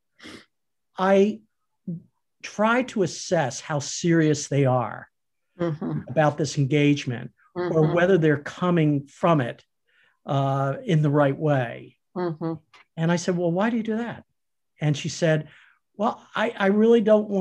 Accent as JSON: {"language": "English", "town": "Philadelphia", "region": "Pennsylvania", "country": "United States", "tie": "born or raised there", "said": "when I was growing up in Philadelphia"}